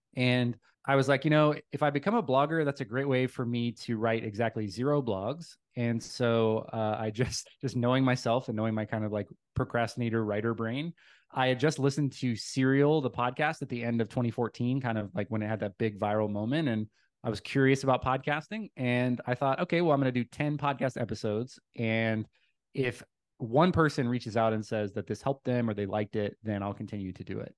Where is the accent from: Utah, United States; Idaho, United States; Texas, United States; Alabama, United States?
Texas, United States; Dallas; I claim it as home because it's where I spent the most time growing up